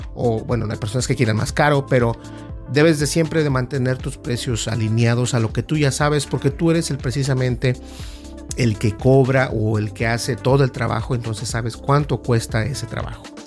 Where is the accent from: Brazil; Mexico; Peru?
Mexico; uno como latino, como hispano, en mi caso mexicano